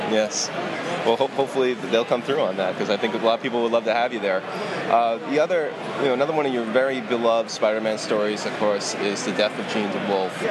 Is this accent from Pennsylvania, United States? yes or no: no; Long Island, New York, United States; I, I grew up on Long Island